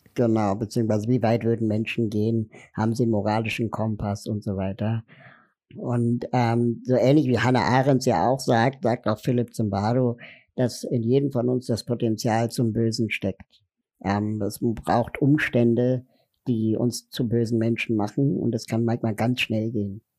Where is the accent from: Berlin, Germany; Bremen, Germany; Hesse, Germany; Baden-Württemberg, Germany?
Berlin, Germany; Ich komme aus Berlin, bin 40 Jahre alt